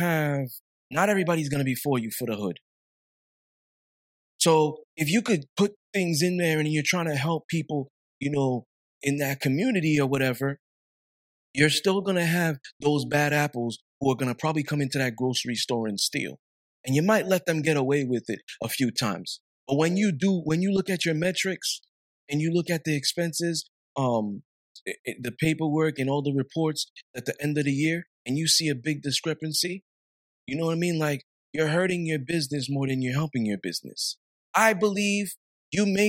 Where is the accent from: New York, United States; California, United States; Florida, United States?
New York, United States; New York City; I'm from Flatbush